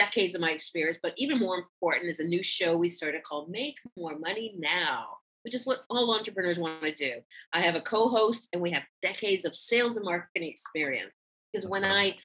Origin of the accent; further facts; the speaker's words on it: Toronto, Ontario, Canada; Toronto, Ontario, Canada, my hometown